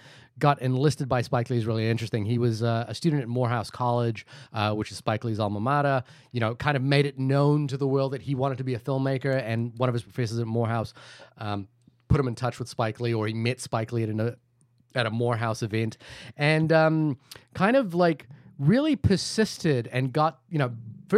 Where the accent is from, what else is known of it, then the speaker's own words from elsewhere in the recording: India; I'm Indian. So we're obliged